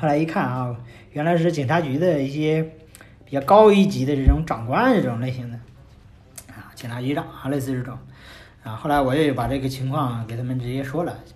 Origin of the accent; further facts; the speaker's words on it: China; 是从中国